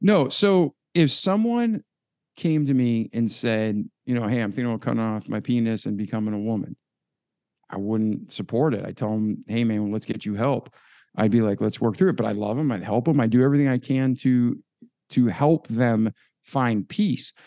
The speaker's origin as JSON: {"language": "English", "area": "outside of Boston", "region": "Massachusetts", "country": "United States", "tie": "born or raised there", "moved": "yes", "said": "growing up outside of Boston"}